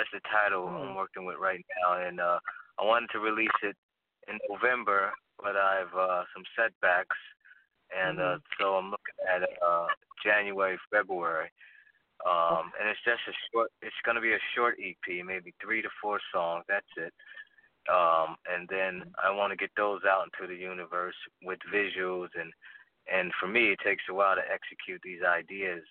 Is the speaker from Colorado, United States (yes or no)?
no; New Jersey, United States; I'm from the East Coast. I'm from New Jersey.